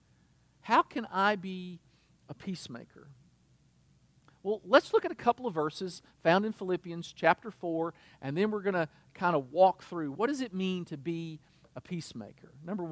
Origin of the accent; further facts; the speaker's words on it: United States; as an American